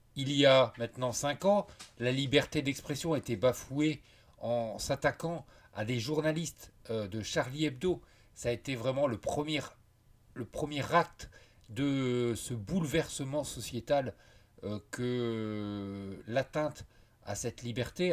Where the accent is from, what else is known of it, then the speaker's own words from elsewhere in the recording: France; je suis français